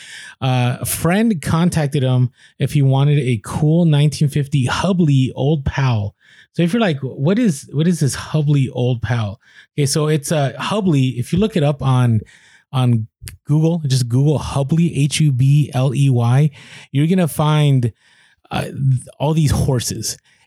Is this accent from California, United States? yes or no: yes; San Diego, California, United States; now in Maryland, United States; I'm from San Diego too. Nice. I grew up in the South Bay. We now live in Maryland, close to DC and Baltimore.